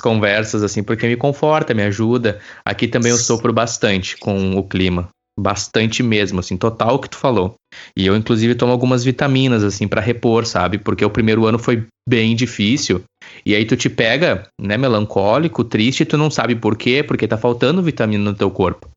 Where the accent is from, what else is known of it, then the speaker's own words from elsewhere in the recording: Campo Bom, Rio Grande do Sul, Brazil; moved away; Eu também sou de Campo Bom